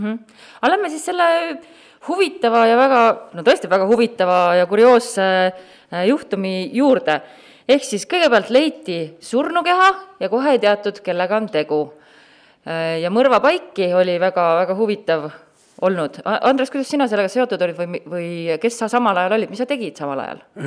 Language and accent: Estonian; Tartu, Tartu County, Estonia; mina olen ka Tartust pärit